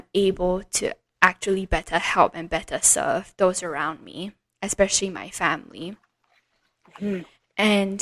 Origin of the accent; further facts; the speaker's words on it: Singapore; growing up in Singapore, where it is very, very sheltered